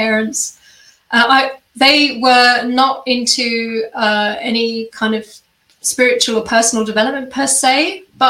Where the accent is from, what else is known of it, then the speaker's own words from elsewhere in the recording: Kent, South East England, United Kingdom; moved away as an adult; also born or lived in London / Germany; now in Australia; I grew up in England. And had a very peaceful childhood in the countryside and a little village in Kent, which is in the southeast